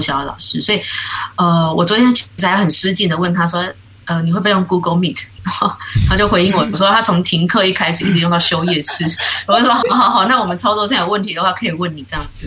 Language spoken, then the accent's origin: Chinese; New Taipei, Taiwan; moved away as an adult; now in Tainan, Taiwan; 我应该算是新北的女儿